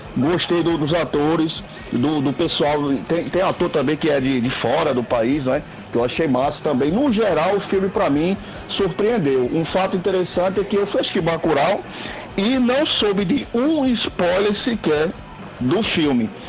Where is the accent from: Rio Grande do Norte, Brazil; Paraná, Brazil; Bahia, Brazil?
Rio Grande do Norte, Brazil; Seridó; accent: Seridó / Rio Grande do Norte accent; E aqui faz parte do Seridó, de onde eu moro. É, o sotaque daquele pessoal é o meu, é o sotaque daqui